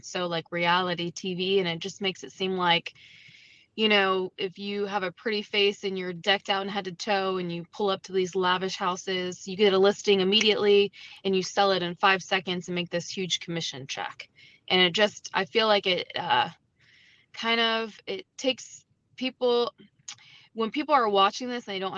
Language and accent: English; St. Johns County, North Florida, United States; moved away as an adult; now in St. Lucie County, Florida, United States; I'm just from St. John's County up in North Florida